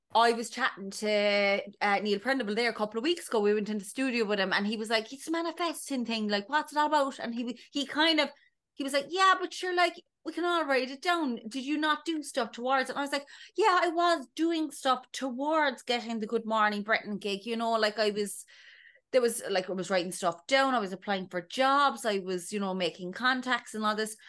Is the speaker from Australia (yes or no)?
no; Ballydesmond, Munster, Ireland; moved away as an adult; now in London, United Kingdom; I'm from Ballydesmond in North County Cork originally, a small little village